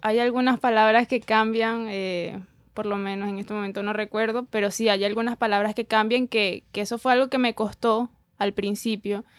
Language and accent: Spanish; Maracaibo, Zulia, Venezuela; also born or lived in Buenos Aires, Argentina; now in Miami, United States; Yo me considero maracucha